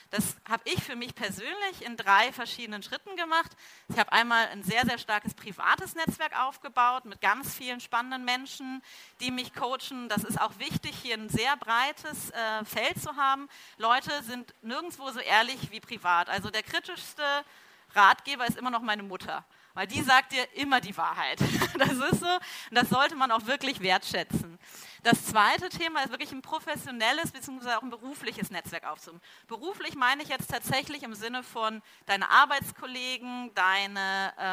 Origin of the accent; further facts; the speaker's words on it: Cologne, North Rhine-Westphalia, Germany; now in Munich, Germany; dass ich ja Kölsche Frohnatur bin, nämlich ursprünglich aus Köln komme und hier in München eigentlich ähm, so meine zweite Heimat gefunden hat.